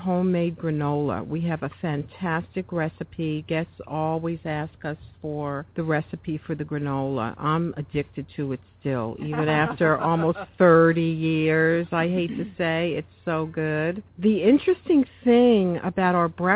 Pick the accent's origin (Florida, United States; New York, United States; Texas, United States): New York, United States; now in Santa Barbara, United States; I'm from New York